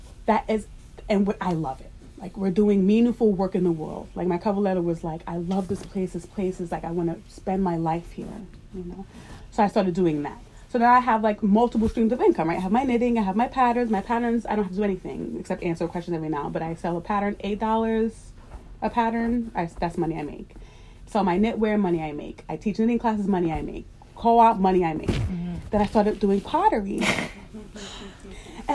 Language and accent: English; New York, United States; I grew up in New York